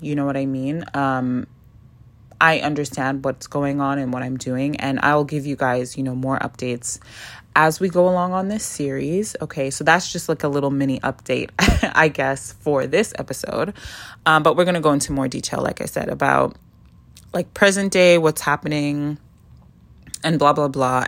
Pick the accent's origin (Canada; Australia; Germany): Canada; moved away as an adult; also born or lived in South America; now in Toronto, Canada; I moved back to Canada. And I landed in Toronto after coming back from South America